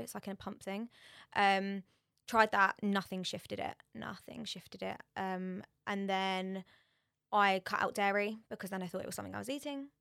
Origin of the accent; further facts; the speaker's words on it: Borehamwood, East of England, United Kingdom; I'm from Borehamwood